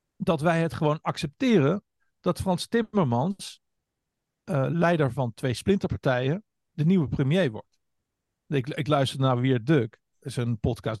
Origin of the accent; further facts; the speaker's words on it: Hengelo, Overijssel, Netherlands; Ik ben geboren in Tukkerland. Siriusstraat ah. 12 in Hengelo